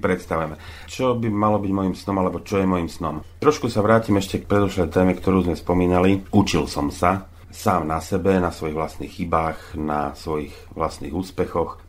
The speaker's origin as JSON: {"language": "Slovak", "town": "Zlaté Moravce", "region": "Nitra Region", "country": "Slovakia", "tie": "born or raised there", "moved": "as an adult", "lives_now": "Lučenec, Slovakia", "said": "Už keď som bol dospelý, odišiel som zo Zlatých Moraviec, zhruba niekedy okolo roku 98, to som mal nejakých 29 rokov."}